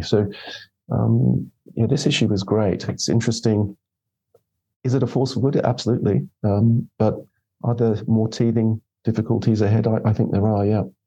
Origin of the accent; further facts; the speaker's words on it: Australia; now in United Kingdom; I'm Australian.